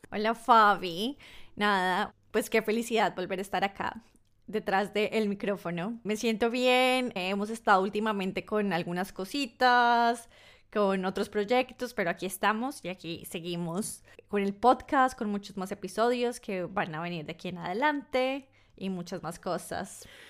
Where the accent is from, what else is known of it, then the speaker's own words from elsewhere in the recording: Colombia; also born or lived in north of England; now in United Kingdom; siendo colombiana en Reino Unido, yo estoy en el norte de Reino Unido.